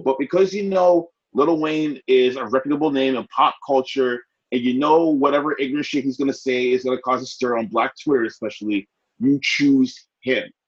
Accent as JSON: {"language": "English", "country": "Ghana", "also_born_or_lived": "Nigeria", "said": "me as a Ghanaian in Nigeria"}